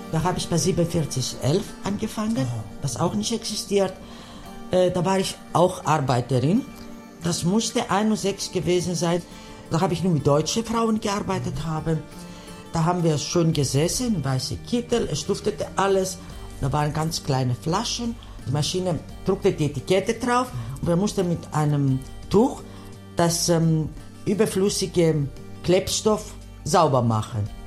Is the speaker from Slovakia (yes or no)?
no; Thessaloniki, Central Macedonia, Greece; German is a second language; moved away as an adult; now in Cologne, Germany; Ich bin ja ein Kind der Stadt Thessaloniki, meine Familie war gut situiert